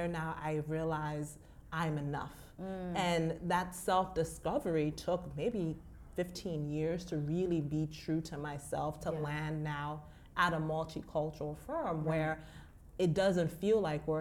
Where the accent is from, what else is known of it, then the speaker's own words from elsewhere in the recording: Maryland, United States; moved away as an adult; now in New York, United States; I hail from Maryland